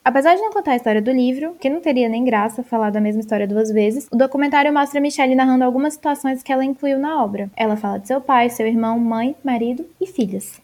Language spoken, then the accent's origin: Portuguese; Brazil; nossa terra, do nosso Brasil